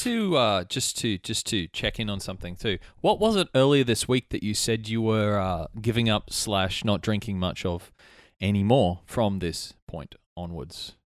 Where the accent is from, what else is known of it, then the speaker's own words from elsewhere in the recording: Albany Creek, Queensland, Australia; I grew up in Albany Creek